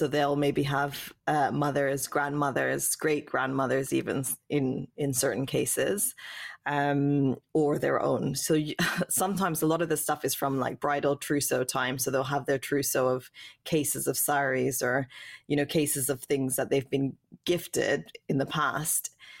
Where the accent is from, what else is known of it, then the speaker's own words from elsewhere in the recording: West Coast, Canada; born there; I was born in Canada, in the West Coast.